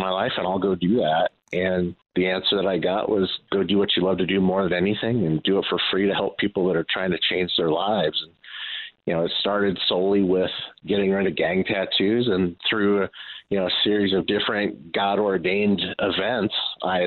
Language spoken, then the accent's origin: English; Los Angeles, California, United States; moved away as an adult; also born or lived in Chicagoland; now in Chicago, United States; I grew up in South Central